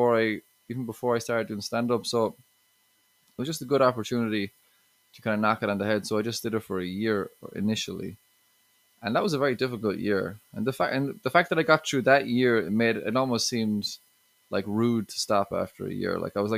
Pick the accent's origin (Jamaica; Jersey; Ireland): Ireland; relationships, I talk a good bit about that, exes, and being Irish a bit too, you know.